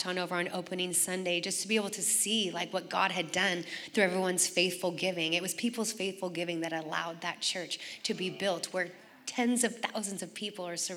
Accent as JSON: {"language": "English", "region": "Oregon", "country": "United States", "tie": "born or raised there", "also_born_or_lived": "San Diego", "moved": "as an adult", "said": "I grew up in Oregon, and then I flew to San Diego in 1996"}